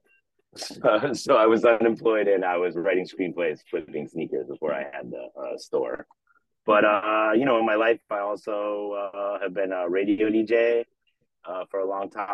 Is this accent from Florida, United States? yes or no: no; Wisconsin, United States; now in Los Angeles, United States; I'm from Wisconsin